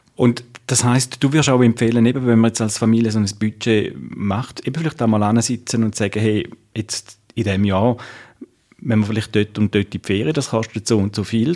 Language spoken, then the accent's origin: German; Switzerland; bei uns in der Schweiz